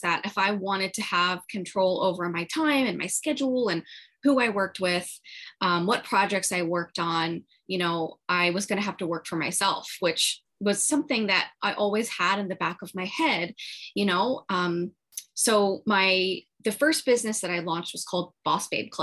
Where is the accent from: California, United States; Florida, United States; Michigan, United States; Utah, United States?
Florida, United States; also born or lived in Long Island, New York; I moved to Florida when I was six. So I'm a Florida girl